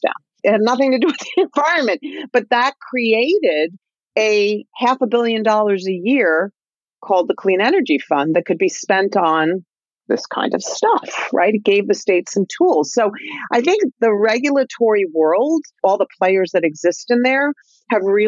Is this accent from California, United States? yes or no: no; New Jersey, United States; when I was a kid growing up in North Jersey in the late 60s, 70s